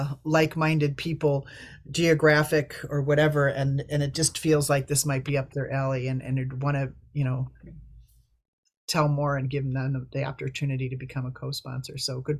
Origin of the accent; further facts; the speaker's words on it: Illinois, United States; just saying that I'm from Illinois and I will connect with anybody in the Midwest. You know, I'm just saying I'm a Midwesterner, and we want more Midwestern co-sponsors.